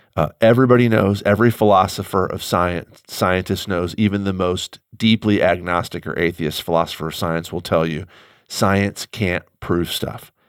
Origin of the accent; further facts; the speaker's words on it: St. Louis, Missouri, United States; I am an American Midwesterner. I have no control over that. I was born in St. Louis you know, I've lived here for almost all of my life